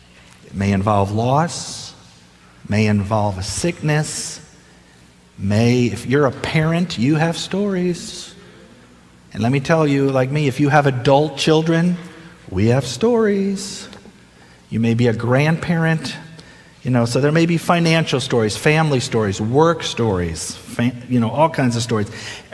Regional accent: Ohio, United States; also born or lived in Delaware; I was born and raised in Ohio, my first 6 years in Ohio. Spent 1 year in Delaware. My dad was a pastor, so we moved a lot.

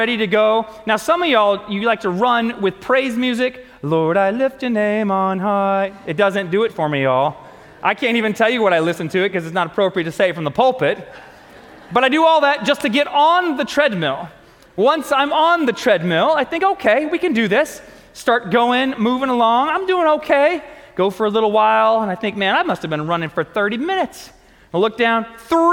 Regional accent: United States; I'm American

